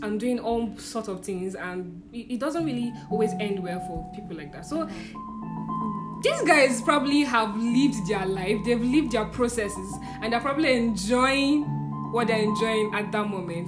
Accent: Nigeria; also born or lived in Abuja; I'm coming from Nigeria

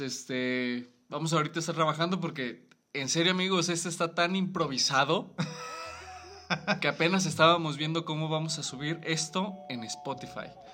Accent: Guanajuato, Mexico; somos de Guanajuato

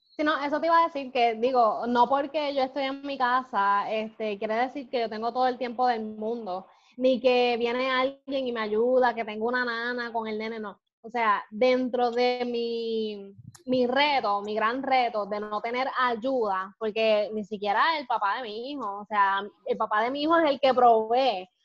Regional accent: Puerto Rico; Como somos los puertorriqueños, más vivos

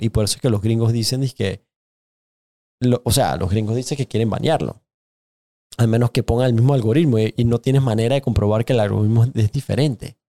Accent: Panama; yo también crecí en nuestra comunidad en Panamá

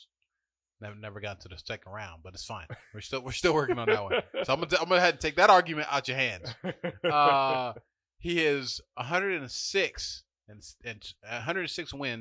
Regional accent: Florida, United States; My boy that I grew up with in Florida

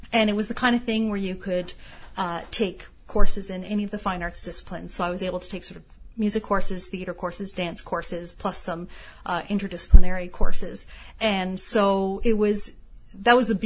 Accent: Toronto, Ontario, Canada; I grew up in Toronto

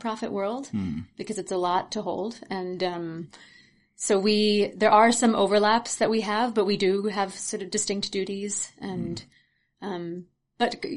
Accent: Maryland, United States; moved away; also born or lived in Western Massachusetts; I'm from Maryland

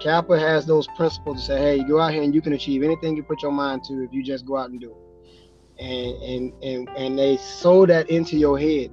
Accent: Spartanburg, South Carolina, United States; now in West Kentucky, United States; I'm from South Carolina, Spartanburg, South Carolina

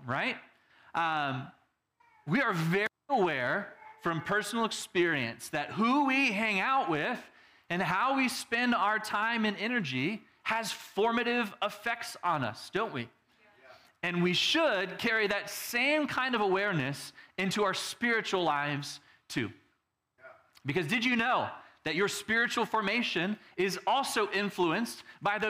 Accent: Texas, United States; Growing up in Texas, we also had the country people

